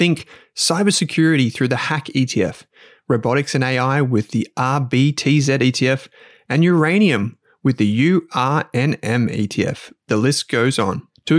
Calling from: Melbourne, Victoria, Australia; I'm in Melbourne.

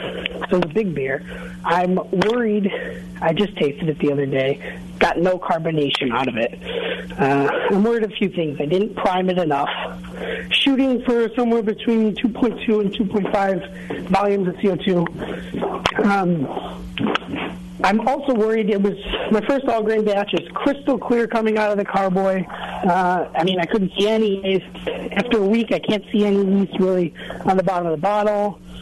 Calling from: Wisconsin, United States; I'm calling from Wisconsin.

